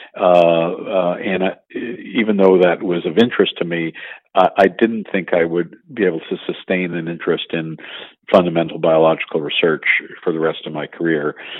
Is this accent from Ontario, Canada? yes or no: no; Montreal, Quebec, Canada; I'm a native Montrealer and uh, grew up